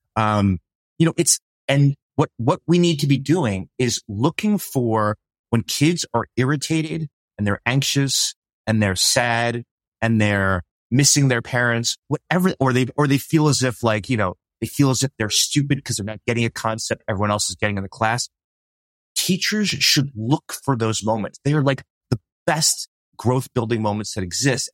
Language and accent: English; New York City, New York, United States; I grew up in New York City